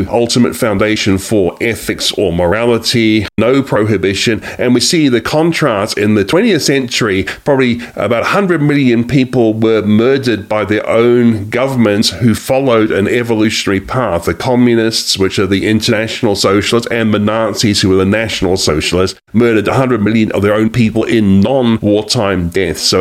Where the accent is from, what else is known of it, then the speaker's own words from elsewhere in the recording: New Zealand; moved away as an adult; also born or lived in Australia; now in United States; I am actually from a different country, as you can probably tell by now. I'm from New Zealand and Australia, but I have lived in this country for nine years.